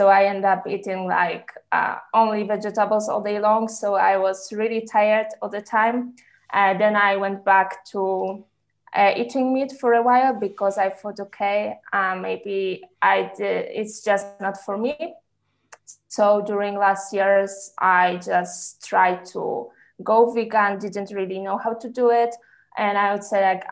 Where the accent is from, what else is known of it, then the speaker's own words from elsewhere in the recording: Poland; now in Switzerland; currently I live in Switzerland, but I'm originally from Poland